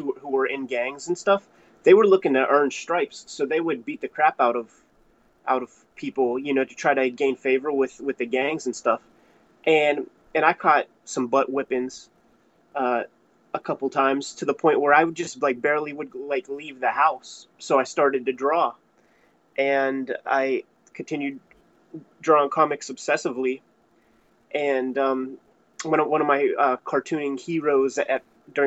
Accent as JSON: {"language": "English", "town": "Pittsburgh", "region": "Pennsylvania", "country": "United States", "tie": "born or raised there", "said": "I'm from Pittsburgh. I've always been here."}